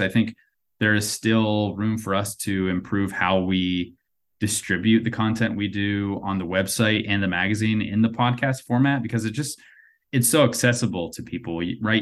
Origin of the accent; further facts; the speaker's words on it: North Carolina, United States; I grew up in North Carolina